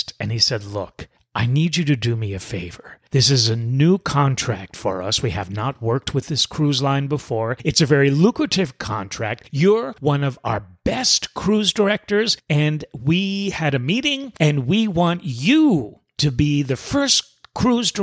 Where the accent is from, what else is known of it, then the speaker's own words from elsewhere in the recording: New York City, New York, United States; moved away; I'm originally from New York City. Us New York City folk have it within our DNA